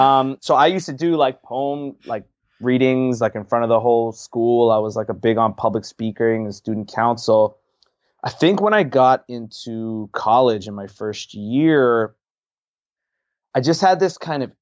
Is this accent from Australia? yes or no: no; Pickering, Ontario, Canada; So I grew up in Toronto, Ontario. Canada, so the six, as Drake has dubbed it, just a little bit outside in a city called Pickering, where my family lives.